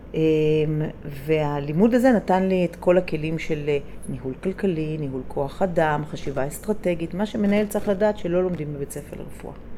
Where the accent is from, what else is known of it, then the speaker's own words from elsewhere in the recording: Jerusalem, Jerusalem District, Israel; אני גדלתי בירושלים